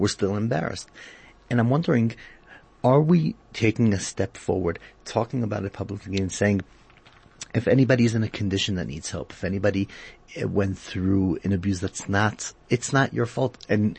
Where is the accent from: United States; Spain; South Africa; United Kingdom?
South Africa; I do get a feeling sometimes that our community as a South African community is a bit behind the world in that area.